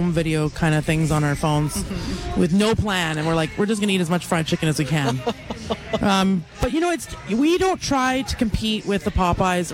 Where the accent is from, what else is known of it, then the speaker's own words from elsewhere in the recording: Richmond, British Columbia, Canada; moved away as an adult; now in Calgary, Canada; I grew up in Richmond, B.C.